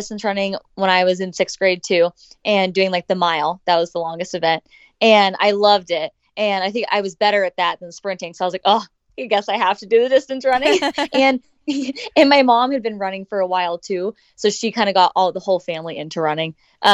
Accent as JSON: {"language": "English", "town": "Bigfork", "region": "Montana", "country": "United States", "tie": "born or raised there", "also_born_or_lived": "Maui, Hawaii", "moved": "as an adult", "lives_now": "Bozeman, United States", "said": "I'm from Big Fork, Montana"}